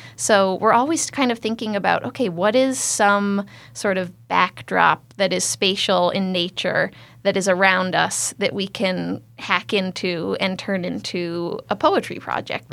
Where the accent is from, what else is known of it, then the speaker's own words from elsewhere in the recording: Pittsfield, Massachusetts, United States; moved away as an adult; also born or lived in Cambridge, Massachusetts / Connecticut; I was born in Pittsfield, and I am the fourth generation of my family to live in the Berkshires